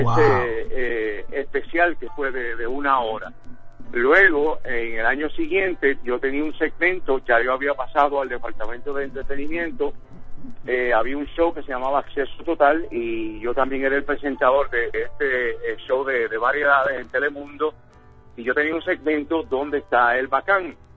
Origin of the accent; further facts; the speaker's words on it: Puerto Rico; now in New York, United States; en el caso mío que soy puertorriqueño